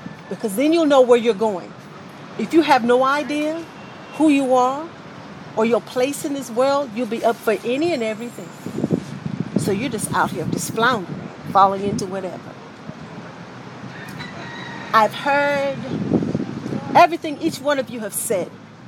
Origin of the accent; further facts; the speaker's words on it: Cleveland, Ohio, United States; I'm originally from Cleveland, Ohio. My family moved to the South in 75, 76.